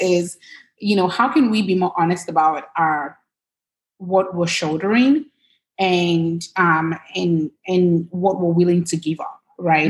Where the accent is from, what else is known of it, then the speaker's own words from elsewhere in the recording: Lagos, Nigeria; now in United States; I grew up in Lagos, Nigeria.